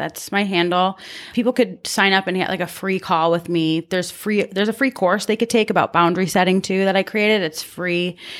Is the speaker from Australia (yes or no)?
no; Canada; Oh, I'm Canadian.